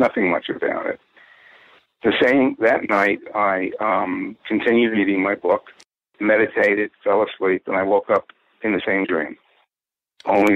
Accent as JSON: {"language": "English", "town": "Purchase", "region": "New York", "country": "United States", "tie": "born or raised there", "said": "where I grew up in Purchase, New York."}